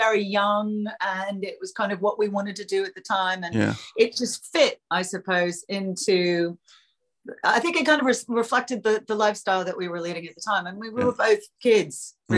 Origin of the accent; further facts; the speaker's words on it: United States; moved away as an adult; now in London, United Kingdom; I'm American